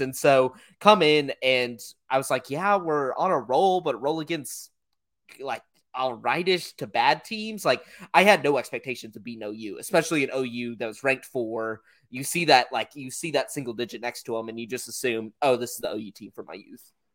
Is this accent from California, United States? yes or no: no; Oklahoma, United States; born or raised there